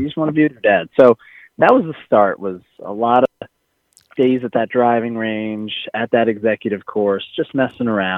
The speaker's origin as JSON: {"language": "English", "town": "Livingston", "region": "New Jersey", "country": "United States", "tie": "born or raised there", "said": "that's where I grew up. I was born there"}